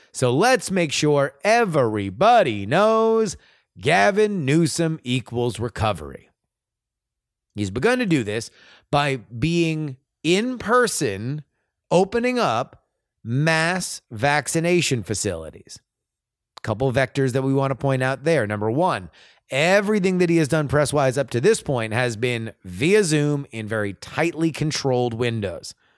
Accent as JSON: {"language": "English", "region": "Florida", "country": "United States", "also_born_or_lived": "California", "moved": "yes", "said": "I am from Florida"}